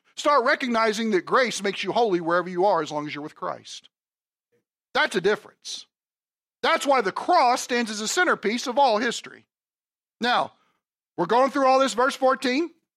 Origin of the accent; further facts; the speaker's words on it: Kentucky, United States; moved away; I'm from Kentucky, okay? Brats are not a big thing down there